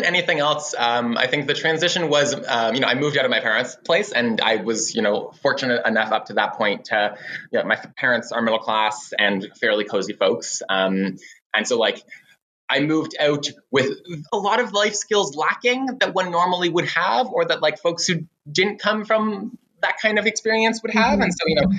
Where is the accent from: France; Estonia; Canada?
Canada; Orleans, Ontario; I grew up in Orleans in the East End and moved down in my late teens, if I recall correctly. I was like 19 or 20, and have enjoyed living around and in Centertown ever since.